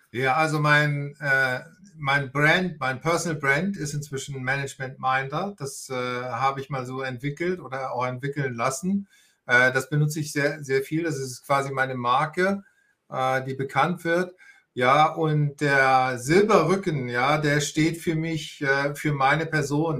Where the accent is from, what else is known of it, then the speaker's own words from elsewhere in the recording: Northern Germany, Germany; moved away as an adult; also born or lived in Austria / Hamburg; Ich bin hier auch in der Nähe geboren. Ich komme aus Norddeutschland